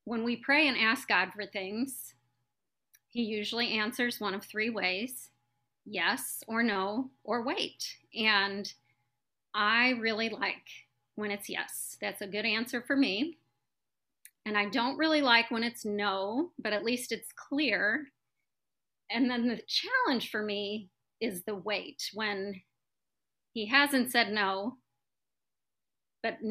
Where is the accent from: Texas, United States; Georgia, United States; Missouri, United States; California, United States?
Missouri, United States; St. Louis; I'm from St. Louis, Missouri